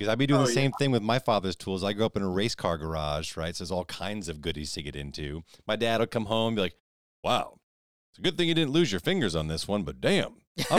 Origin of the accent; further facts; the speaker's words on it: New York City, New York, United States; Well, I grew up near Rockefeller Center, so.